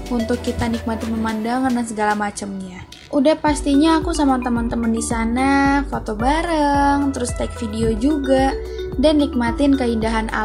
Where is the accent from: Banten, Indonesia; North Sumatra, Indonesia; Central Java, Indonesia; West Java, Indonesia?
Central Java, Indonesia; karena kebetulan aku ini orang Jawa Tengah jadi kalau misalkan aku lagi pulang kampung pasti pulangnya itu nyempetin untuk datang ke Borobudur ini